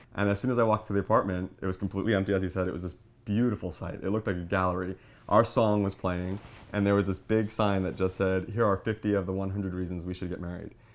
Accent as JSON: {"language": "English", "area": "Long Island", "region": "New York", "country": "United States", "said": "I'm from Long Island, New York, and I work for Nickelodeon."}